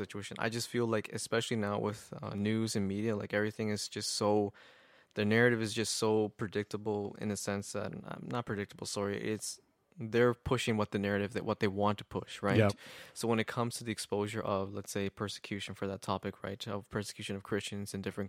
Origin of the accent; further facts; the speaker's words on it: Kitchener, Ontario, Canada; also born or lived in Mexico; Canadian, born in Mexico, raised in Canada